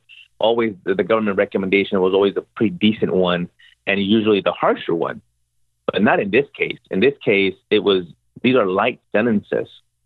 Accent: Mexico; now in United States; They couldn't get enrolled in school because we came from Mexico and they needed special vaccinations

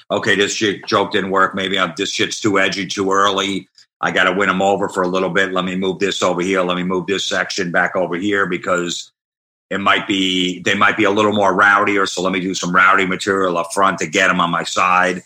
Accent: Old Bridge, New Jersey, United States; I grew up in Old Bridge, New Jersey

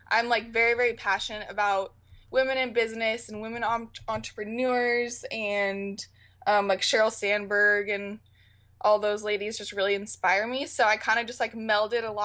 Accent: Portland, Oregon, United States; also born or lived in San Diego, California; I'm from Portland, Oregon.

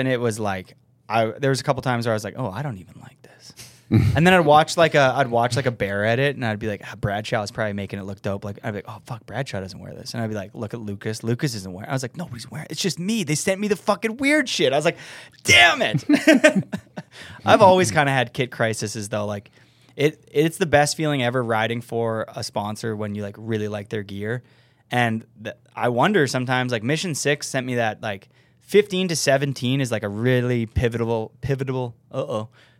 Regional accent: Winnipeg, Manitoba, Canada; I'm from Winnipeg

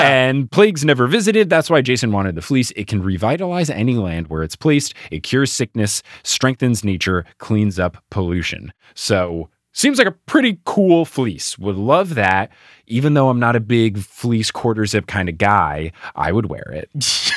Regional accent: United States

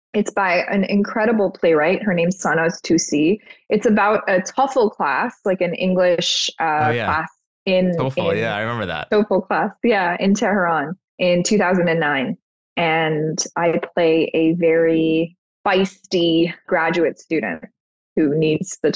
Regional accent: Toronto, Ontario, Canada; I grew up in Toronto

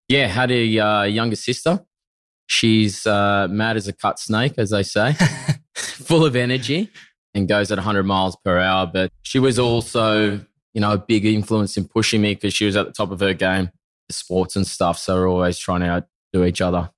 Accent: Narromine, New South Wales, Australia; now in Bondi, Australia; originally a country boy from country New South Wales. From those that don't know, it's a town called Narromine

